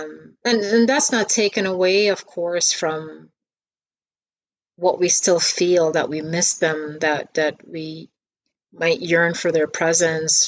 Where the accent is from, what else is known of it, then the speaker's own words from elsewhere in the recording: Ghana; moved away; growing up in Ghana, we grew up very poor.